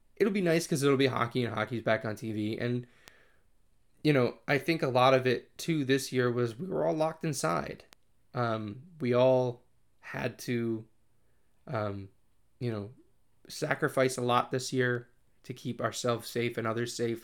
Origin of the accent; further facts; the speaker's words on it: Connecticut, United States; I'm from Connecticut